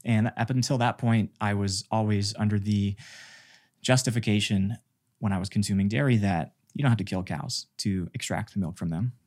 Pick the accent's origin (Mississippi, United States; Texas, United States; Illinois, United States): Mississippi, United States; I was born in Mississippi in this farm community where we had a temple